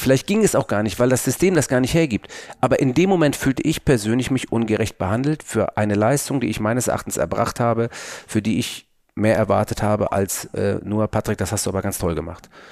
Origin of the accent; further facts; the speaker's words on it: Hamburg, Germany; bei uns in Hamburg